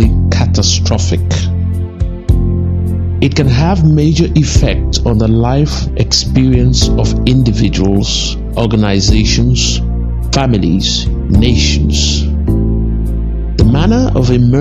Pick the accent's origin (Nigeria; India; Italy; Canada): Nigeria; as a Nigerian